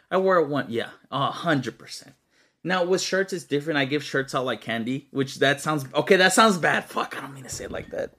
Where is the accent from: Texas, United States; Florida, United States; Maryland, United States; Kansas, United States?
Texas, United States; I'm from Texas, bro, not Alabama